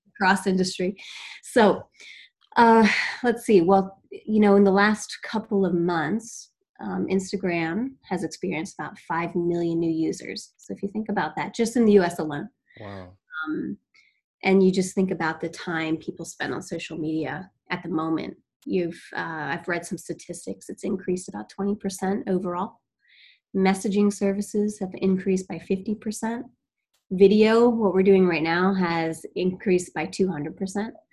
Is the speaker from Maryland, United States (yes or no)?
yes; Maryland, United States; moved away as an adult; also born or lived in Eastern Shore, Maryland / Washington, District of Columbia, United States; now in Boston, United States; I'm from Maryland